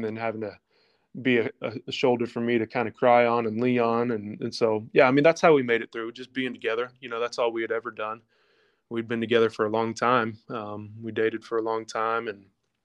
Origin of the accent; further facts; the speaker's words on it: Lexington, United States; my hometown, Lexington, where we're from